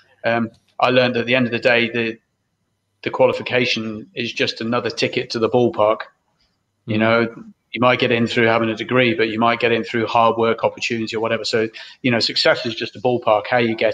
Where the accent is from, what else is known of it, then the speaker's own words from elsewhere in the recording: Brixham, South West England, United Kingdom; We grew up in Brixham, which is a fishing town in Devon, in the UK.